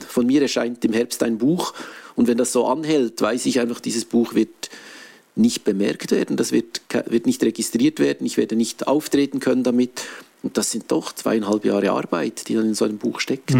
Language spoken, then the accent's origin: German; Switzerland; normalerweise ist man als Schweizer gewohnt, dass die Krisen an einem vorbeigehen